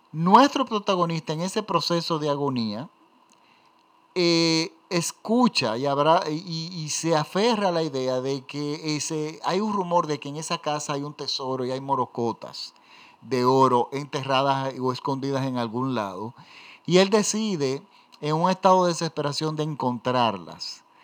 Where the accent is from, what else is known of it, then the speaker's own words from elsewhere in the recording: Venezuela; simboliza en Venezuela, a los venezolanos. Miren, en mi país hay una zona de la ciudad que se llama Gascoy.